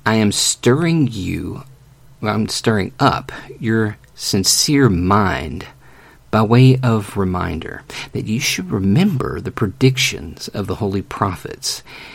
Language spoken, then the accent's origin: English; United States; I'm American